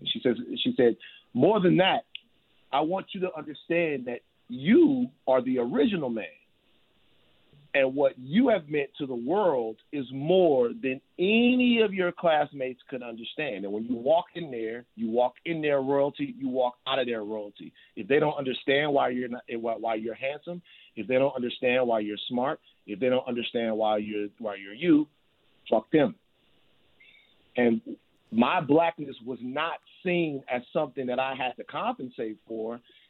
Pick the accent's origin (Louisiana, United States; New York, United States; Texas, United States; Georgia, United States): Louisiana, United States; Baton Rouge; Baton Rouge, Louisiana.